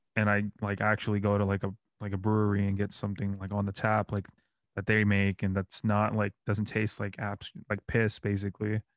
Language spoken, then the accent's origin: English; New York, United States; now in Orlando, United States; I'm from New York